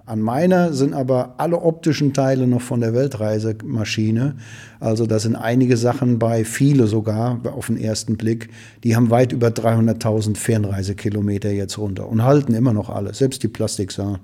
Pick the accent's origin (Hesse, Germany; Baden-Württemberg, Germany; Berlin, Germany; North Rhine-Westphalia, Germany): North Rhine-Westphalia, Germany; Ruhr area; bei uns im Ruhrgebiet